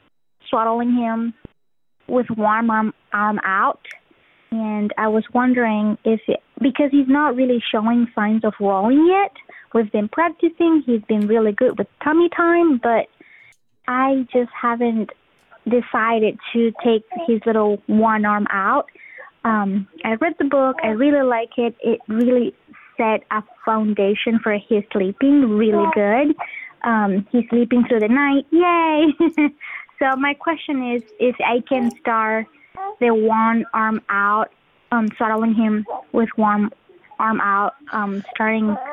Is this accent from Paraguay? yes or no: yes; Paraguay; now in South Carolina, United States; I am originally from Paraguay, but I live in South Carolina currently.